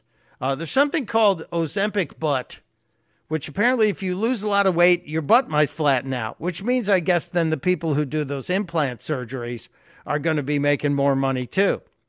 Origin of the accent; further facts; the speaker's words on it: Chicago, Illinois, United States; Growing up on the South Side, we had an alley where all the deliveries and garbage were.